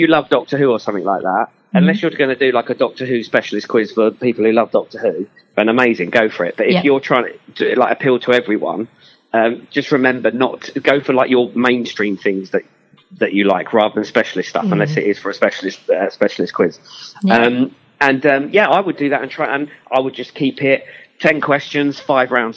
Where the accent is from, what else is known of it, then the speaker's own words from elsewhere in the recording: Enfield, London, United Kingdom; I'm from Enfield and everyone always takes the P out of me because I can't say the word wows.